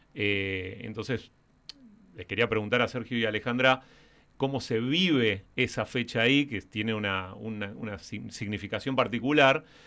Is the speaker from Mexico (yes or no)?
no; Patagonia, Argentina; also born or lived in Colegiales, Buenos Aires; now in Buenos Aires, Argentina; soy patagónico